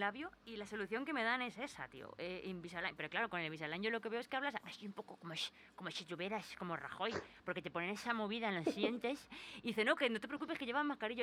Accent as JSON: {"language": "Spanish", "country": "Spain", "said": "yo soy española"}